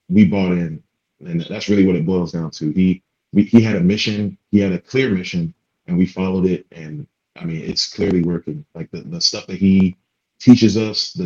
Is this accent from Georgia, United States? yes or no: yes; Atlanta, Georgia, United States; moved away as an adult; growing up in Atlanta